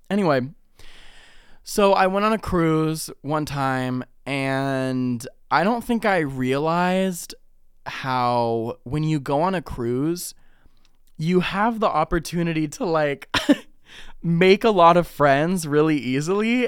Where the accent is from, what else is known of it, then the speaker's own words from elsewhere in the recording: Ohio, United States; I'm from Ohio